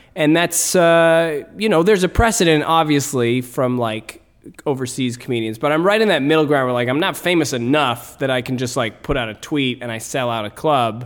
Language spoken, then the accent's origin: English; Canada; as Canadian comedians